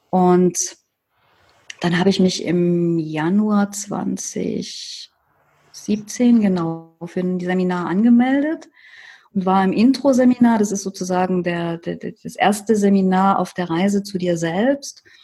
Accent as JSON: {"language": "German", "town": "Leipzig", "region": "Saxony", "country": "Germany", "said": "Und ich komme ja aus Leipzig."}